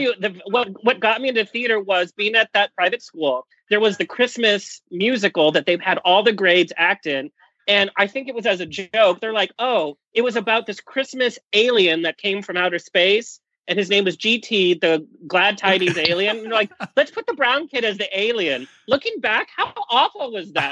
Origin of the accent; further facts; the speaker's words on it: Orange County, California, United States; born and raised in Orange County.